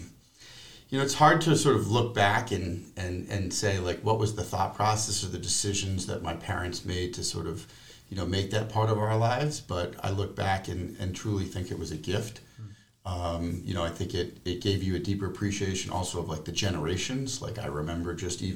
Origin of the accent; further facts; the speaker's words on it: Providence, Rhode Island, United States; We grew up on Eames Street, which is only a block away from the JCC